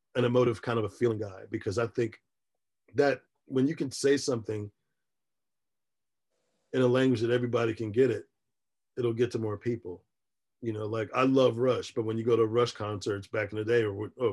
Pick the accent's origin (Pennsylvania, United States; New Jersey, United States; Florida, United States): Pennsylvania, United States; Philadelphia; moved away; also born or lived in Virginia; when I was growing up in Philly